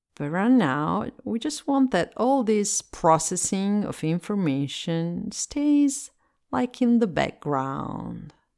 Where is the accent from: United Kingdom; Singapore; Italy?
Italy; English is a second language; I am Italian and I live in Italy, and so I speak English as a second language